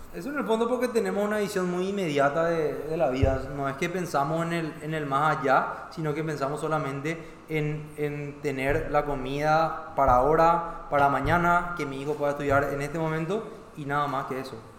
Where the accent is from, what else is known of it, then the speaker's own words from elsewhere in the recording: Paraguay; yo no soy menos paraguayo